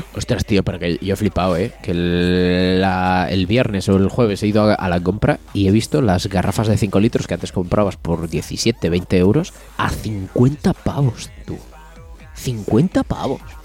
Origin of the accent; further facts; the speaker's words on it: Aldaña, Castile and León, Spain; now in Aguilar de Campoo, Spain; mi pueblo es Aldaña